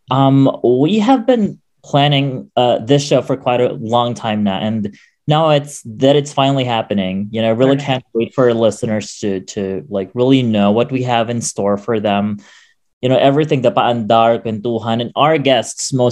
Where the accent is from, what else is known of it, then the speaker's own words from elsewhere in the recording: Quezon City, Metro Manila, Philippines; wala akong mailagay kundi Metro Manila Quezon City kasi wala talaga akong probinsya although my parents do have their own provinces where they came from